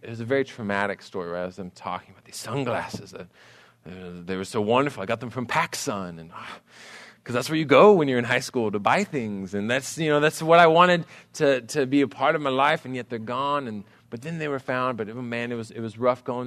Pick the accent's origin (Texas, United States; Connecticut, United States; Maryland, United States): Texas, United States; College Station; I grew up in College Station